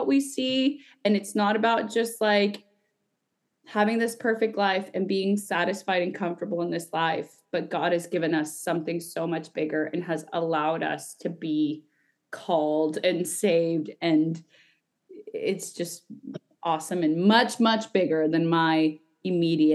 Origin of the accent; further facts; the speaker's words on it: Guatemala; I'm from Guatemala